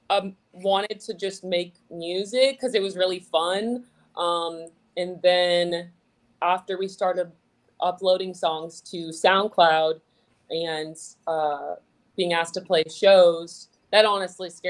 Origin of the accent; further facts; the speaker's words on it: Fort Lauderdale, Florida, United States; moved away; I grew up in like Fort Lauderdale, so like South Florida.